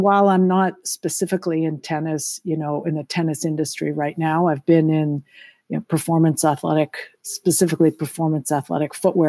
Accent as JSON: {"language": "English", "town": "Lexington", "region": "Massachusetts", "country": "United States", "tie": "born or raised there", "said": "And both Jong and I grew up in Lexington, Massachusetts, and we lived in Concord, Massachusetts in our house for 22 years."}